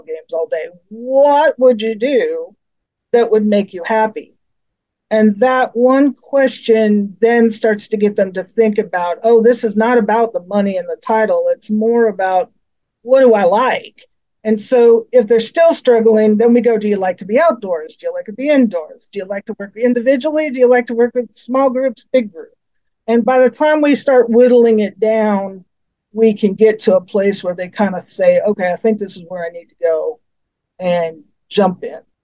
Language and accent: English; Colorado, United States; moved away as an adult; now in Missouri, United States; I grew up in Colorado